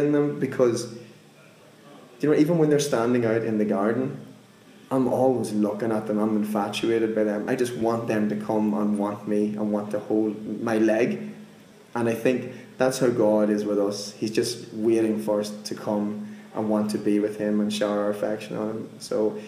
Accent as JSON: {"language": "English", "area": "Monaghan", "region": "Ulster", "country": "Ireland", "tie": "born or raised there", "said": "I'm from Ireland, a place called Monaghan. I grew up in a village of like 70 people"}